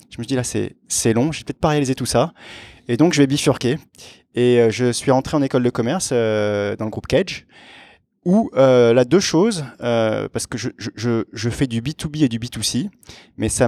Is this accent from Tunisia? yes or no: no; Aix-en-Provence, Provence-Alpes-Côte d'Azur, France; je viens du sud de la France. Euh, d'Aix-en-Provence. Et euh, petite caractéristique, je suis, euh, j'ai été élevé dans une culture franco-hellénique, si on, si on peut dire. mon père est français, ma mère est grecque.